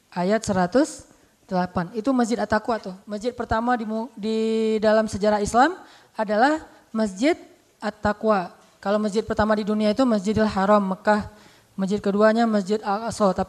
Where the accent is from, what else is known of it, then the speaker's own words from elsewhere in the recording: Bojonegoro, East Java, Indonesia; Dan alhamdulillah ternyata juga satu kampung sama saya, orang Bojonegoro, Jawa Timur.